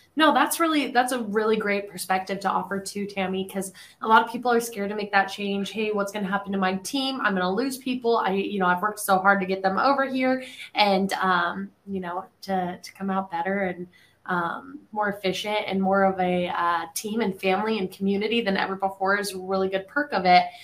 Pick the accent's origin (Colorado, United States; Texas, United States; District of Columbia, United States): Colorado, United States; now in Nashville, United States; I'm from Colorado, right? Which is just a big square state